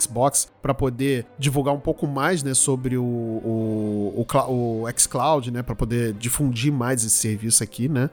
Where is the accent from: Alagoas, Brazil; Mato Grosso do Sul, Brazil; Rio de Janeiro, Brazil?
Rio de Janeiro, Brazil; aqui na minha terra, que era no Rio, que é no Rio de Janeiro.